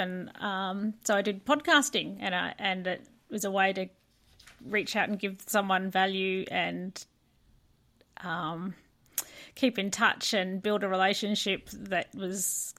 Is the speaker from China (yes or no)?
no; Brighton, Victoria, Australia; born there; I was born in Brighton, and then have gradually moved further out.